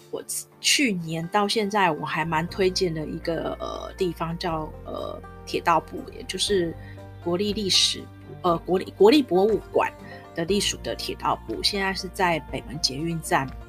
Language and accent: Chinese; Taipei, Taiwan; 所以我在认识我的家乡，就是我在台北长大